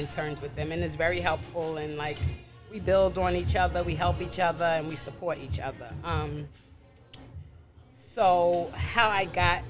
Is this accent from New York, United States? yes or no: yes; New York City, New York, United States; also born or lived in Brooklyn; I'm from Queens. I still live in Queens, but I was born and raised in Brooklyn. I was born in Brooklyn, and then I moved to Queens, and I've been in Queens since I was about 3 years old.